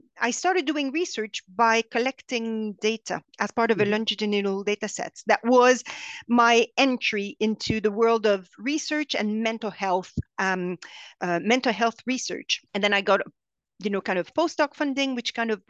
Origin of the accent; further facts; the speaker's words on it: Montreal, Quebec, Canada; accent: French Canadian; English is a second language; moved away as an adult; now in London, United Kingdom; I am from Montreal, so I'm French Canadian. You can hear that in my strange accent